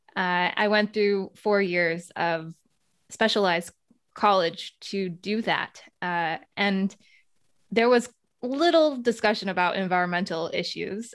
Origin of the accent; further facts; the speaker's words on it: United States; moved away as an adult; also born or lived in Netherlands; I came from the United States. That's my home country